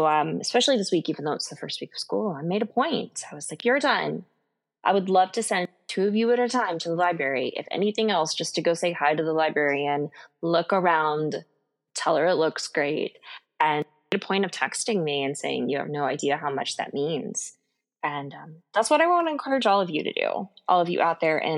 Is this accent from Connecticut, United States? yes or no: no; Houston, Texas, United States; I'm originally from the Houston area